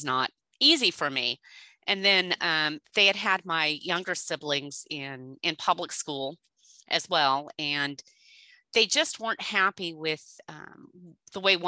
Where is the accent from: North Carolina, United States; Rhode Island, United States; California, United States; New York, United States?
California, United States; Southern; also born or lived in Napa, California / Idaho / Illinois / Florida; I was born in Southern California. And when I was 14 years old, my parents moved up to Napa.